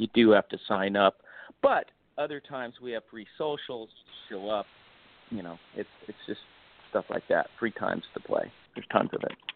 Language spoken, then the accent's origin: English; South Bay, California, United States; I grew up here in California